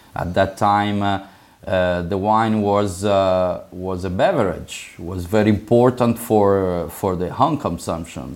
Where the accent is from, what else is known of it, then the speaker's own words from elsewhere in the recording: Florence, Tuscany, Italy; I was born in Florence